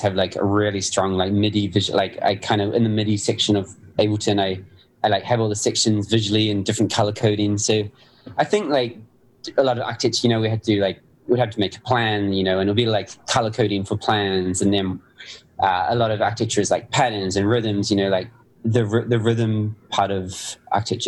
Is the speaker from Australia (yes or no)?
no; New Zealand; growing up in New Zealand